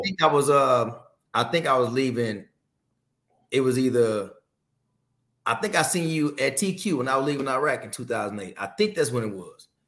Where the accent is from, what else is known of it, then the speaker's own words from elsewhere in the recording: Fort Worth, Texas, United States; growing up in Fort Worth, the worst zip codes of Fort Worth